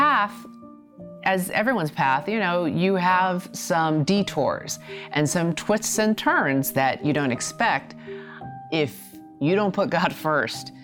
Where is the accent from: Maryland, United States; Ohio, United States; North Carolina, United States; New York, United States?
New York, United States; New York City; I grew up in Queens, New York, the youngest of three girls.